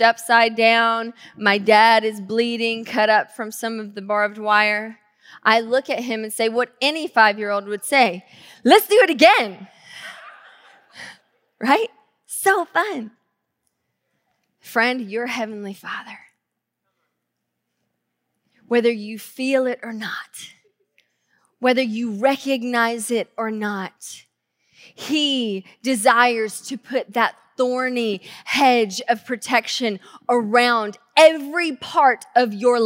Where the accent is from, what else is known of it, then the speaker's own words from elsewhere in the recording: the South, United States; now in Tacoma, United States; growing up in the South